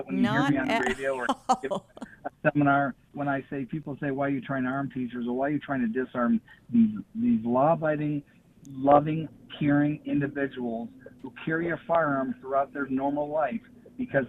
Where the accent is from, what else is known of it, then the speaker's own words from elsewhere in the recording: Cincinnati, Ohio, United States; I'm from Cincinnati, Ohio.